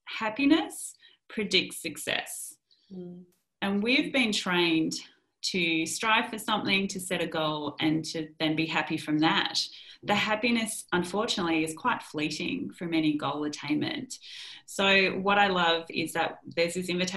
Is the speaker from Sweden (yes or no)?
no; Melbourne, Victoria, Australia; also born or lived in London; we've just come back to our tribe, you know, let's enjoy the people who are near and dear to us in Melbourne